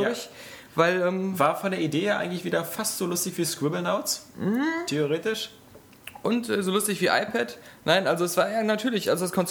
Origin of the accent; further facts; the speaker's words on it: Cologne, North Rhine-Westphalia, Germany; Also ich als Kölner, das ist ja mein Messias.